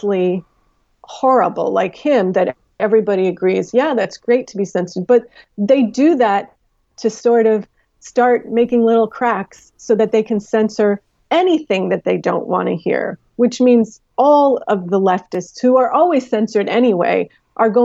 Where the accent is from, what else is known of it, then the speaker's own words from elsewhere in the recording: New York, United States; I'm from New York.